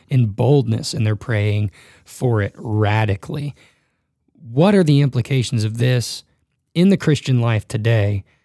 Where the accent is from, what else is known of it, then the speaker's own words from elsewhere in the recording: Dallas, Texas, United States; also born or lived in Memphis, Tennessee; now in Northern Colorado, United States; I was born in Memphis, grew up in a big city in Dallas, Fort Worth, and moved to Northern Colorado